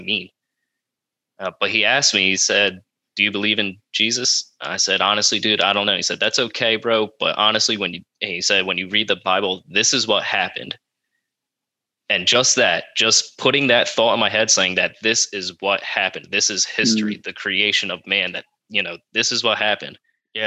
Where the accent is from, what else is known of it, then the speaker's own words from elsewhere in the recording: Elk Township, New Jersey, United States; I'm from Elk Township, New Jersey